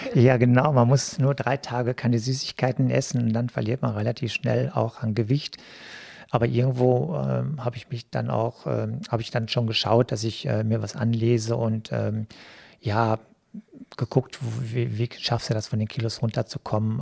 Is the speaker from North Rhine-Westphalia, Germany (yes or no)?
yes; Selm, North Rhine-Westphalia, Germany; moved away as an adult; also born or lived in Neuss; now in Duisburg, Germany; die Gemeinde Kappenberg, wo ich groß geworden bin